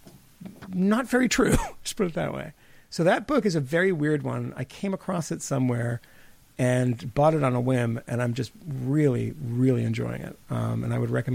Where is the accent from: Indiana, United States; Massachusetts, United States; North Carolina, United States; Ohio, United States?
Massachusetts, United States; growing up in Massachusetts